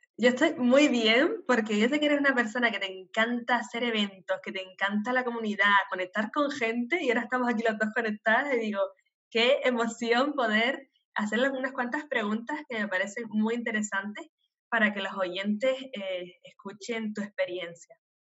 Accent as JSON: {"language": "Spanish", "region": "Canary Islands", "country": "Spain", "tie": "born or raised there", "first_language": "Spanish", "moved": "as an adult", "said": "nacida en Canarias"}